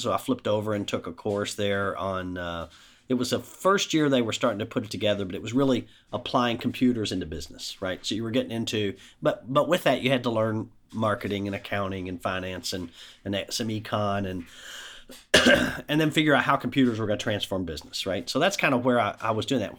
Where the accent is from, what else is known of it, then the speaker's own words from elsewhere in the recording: Shepherdsville, Kentucky, United States; I grew up in Bullock County, Shepherdsville, Mount Washington, went to public schools throughout